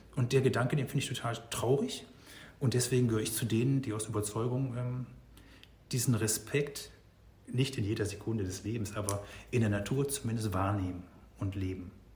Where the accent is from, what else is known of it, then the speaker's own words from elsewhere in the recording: North Rhine-Westphalia, Germany; moved away; Ich komme aus Nordrhein-Westfalen ursprünglich